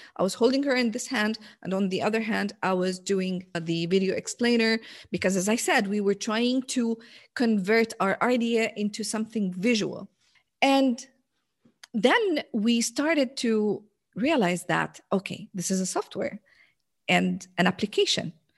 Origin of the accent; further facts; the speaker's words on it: Jordan; English is a second language; now in Riyadh, Saudi Arabia; So I'm originally from Jordan